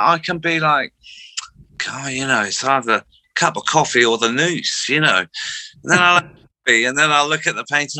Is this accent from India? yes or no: no; Slough, South East England, United Kingdom; I grew up in Slough